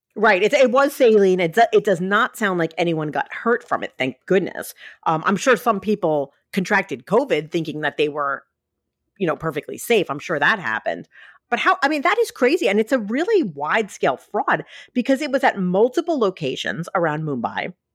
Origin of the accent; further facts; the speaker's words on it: New York City, New York, United States; moved away; growing up in Staten Island